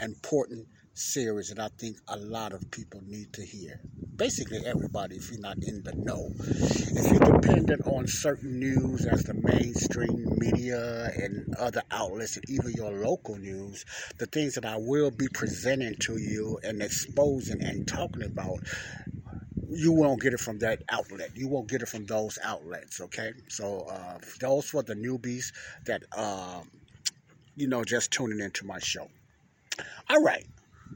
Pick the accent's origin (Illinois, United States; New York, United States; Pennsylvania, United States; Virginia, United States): Illinois, United States; Chicago; I'm outside in my hometown, Ada Park, here in Chicago